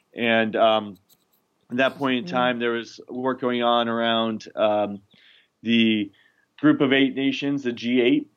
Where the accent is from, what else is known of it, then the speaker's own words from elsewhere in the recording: Maine, United States; also born or lived in New York City; I grew up in Maine